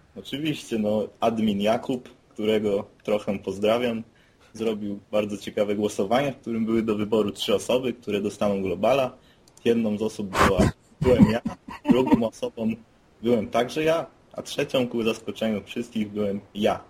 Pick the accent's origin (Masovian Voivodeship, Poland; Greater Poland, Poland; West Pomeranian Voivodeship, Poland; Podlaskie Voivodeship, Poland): West Pomeranian Voivodeship, Poland; Szczecin; z nadmorza, czyli ze Szczecina